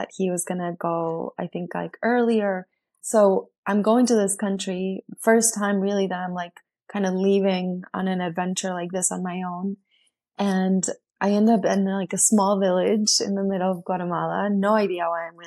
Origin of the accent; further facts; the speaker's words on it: Bariloche, Río Negro, Argentina; moved away; my hometown in Argentina, where Argentina in Bariloche, my town is a big lake that is surrounded by mountains